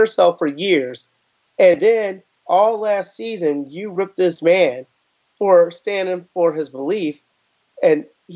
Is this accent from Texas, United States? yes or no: no; Waukegan, Illinois, United States; my hometown, one of the things is we have such a great community in Waukegan, Illinois